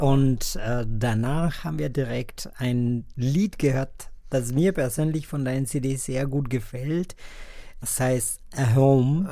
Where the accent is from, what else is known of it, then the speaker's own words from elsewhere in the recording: Colombia; German is a second language; now in Bonn, Germany; Ich komme ursprünglich aus Kolumbien